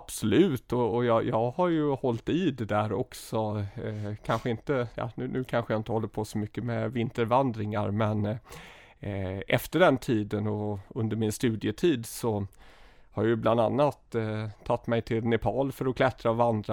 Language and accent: Swedish; Gothenburg, Västra Götaland, Sweden; jag är eh, född och uppvuxen i Göteborg, i, ehm, ja, i utkanten av Göteborg, i västra Göteborg, i något som heter Önnered